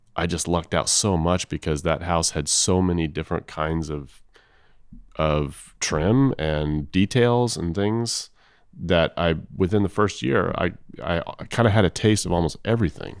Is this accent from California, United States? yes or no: yes; Los Angeles, California, United States; I'm from Los Angeles.